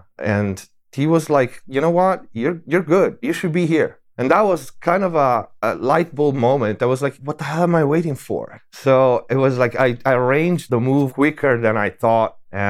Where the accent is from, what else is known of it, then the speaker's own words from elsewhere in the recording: Tuscany, Italy; English is a second language; moved away; also born or lived in Germany / Paris; I was born in Italy. In Tuscany. Yeah. And I spent my early years there.